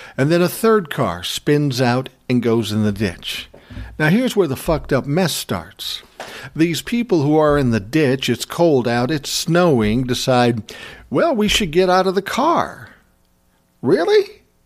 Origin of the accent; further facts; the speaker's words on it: Minnesota, United States; I was born and raised in Minnesota